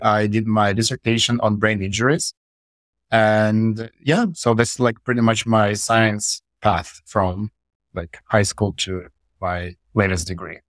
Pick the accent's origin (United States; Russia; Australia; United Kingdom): Russia; moved away as an adult; also born or lived in Saint Petersburg, Russia; I moved to, from my hometown, which is a small town in Russia, I moved to Saint Petersburg